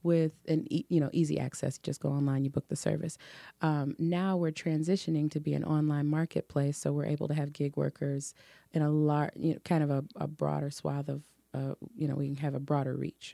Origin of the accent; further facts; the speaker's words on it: Detroit, Michigan, United States; also born or lived in Oak Park; I was born and raised in Detroit